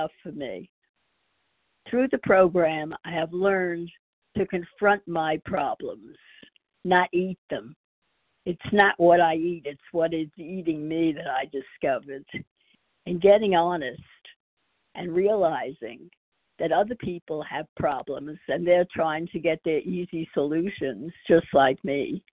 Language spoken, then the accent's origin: English; New York, United States; now in Texas, United States; I'm from Texas now, originally from New York